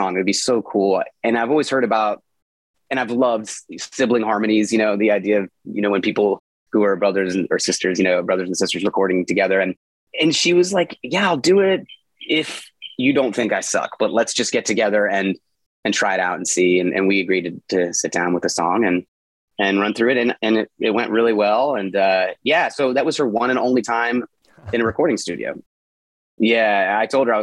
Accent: Charlotte, North Carolina, United States; I grew up in Charlotte, and Charlotte is unrecognizable to a lot of folks who were here, you know, in the 80s, which is when I moved to Charlotte as a young boy

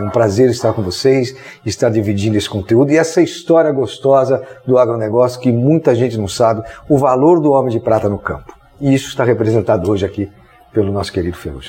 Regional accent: São Paulo, Brazil; eu sou de São Paulo, nossa equipe toda é de São Paulo

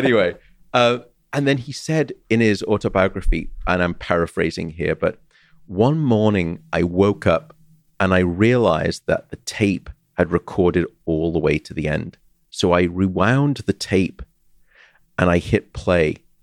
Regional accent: Liverpool, North West England, United Kingdom; I'm from Liverpool myself

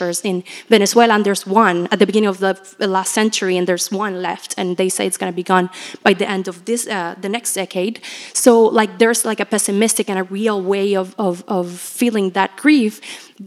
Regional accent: Puerto Rico; moved away; I'm from Puerto Rico, so a lot of my family and friends survived Hurricane Maria in 2017.

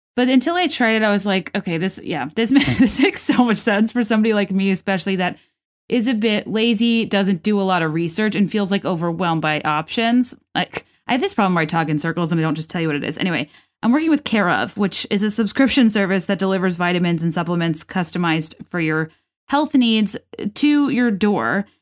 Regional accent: United States; I, as an American who did not grow up steep, steeped in that sort of, you know, rigid protocol

